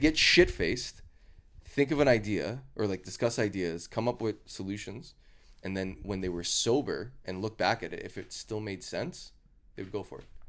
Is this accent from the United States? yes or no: no; Canada; I'm Canadian